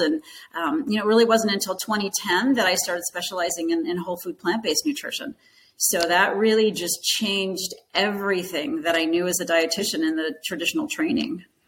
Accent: Arizona, United States; moved away as an adult; also born or lived in Grand Rapids, Michigan; I grew up in Arizona.

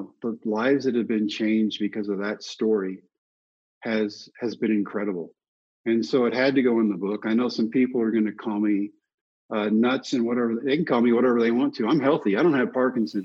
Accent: Brownwood, Texas, United States; my hometown of Brownwood

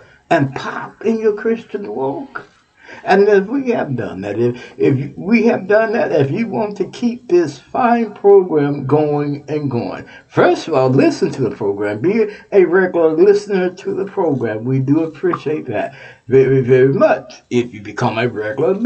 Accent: Houston, Texas, United States; now in Ohio, United States; I mentioned Texas because that's my hometown, my home state. From Houston, Texas

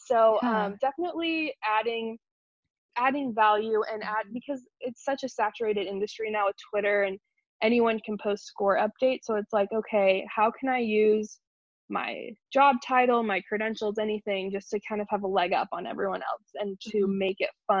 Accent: Wichita, Kansas, United States; also born or lived in New York; No. So I am from New York originally, but we moved to Wichita, Kansas when I was a baby.

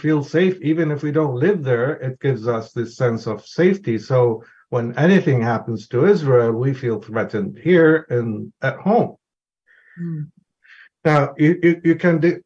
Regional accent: Lebanon; I was born in Lebanon to Palestinian parents, and the narrative I grew up with was the Palestinian one.

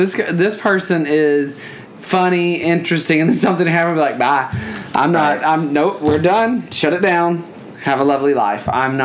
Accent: the South, United States; accent: Southern

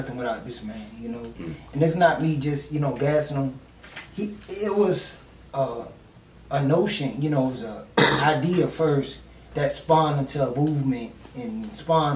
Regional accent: Savannah, Georgia, United States; I'm born and raised in Savannah

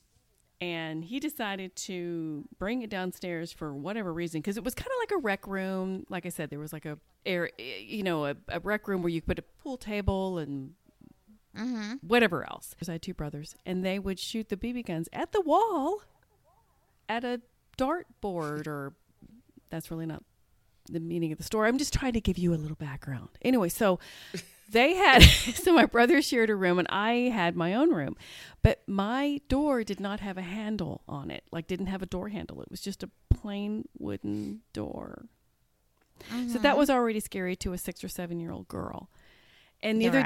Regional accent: Topeka, Kansas, United States; now in Dallas-Fort Worth, United States; even though I live in Dallas-Fort Worth area now, I grew up in Topeka, Kansas

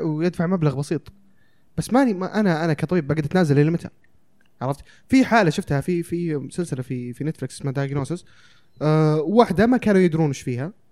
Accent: Saudi Arabia; عندنا في السعودية

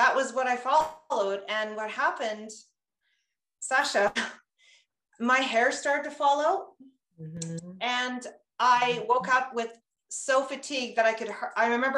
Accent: Castlegar, British Columbia, Canada; I grew up in Castlegar, a small town. And I grew up in a Russian community.

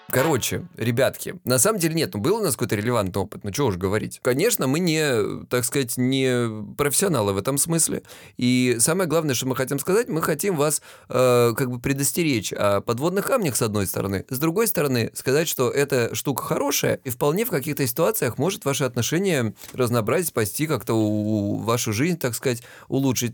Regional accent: Krasnodar Krai, Russia; now in Lisbon, Portugal; Я с Кубани

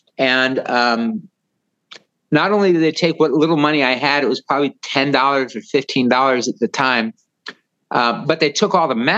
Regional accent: Los Angeles, California, United States; I was born in Hollywood at the old Cedars of Lebanon Hospital.

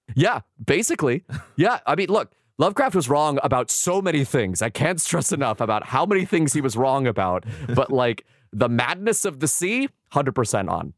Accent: San Diego, California, United States; I grew up in San Diego

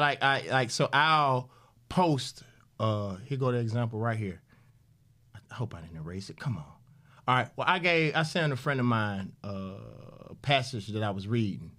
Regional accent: Mississippi, United States; also born or lived in Atlanta; I'm from Mississippi

